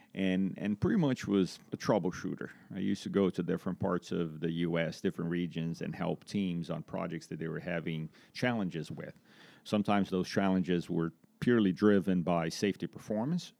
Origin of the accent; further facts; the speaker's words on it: Brazil; moved away as an adult; also born or lived in Florida; now in Greensboro, United States; I'm originally from Brazil, um, from a small town in Brazil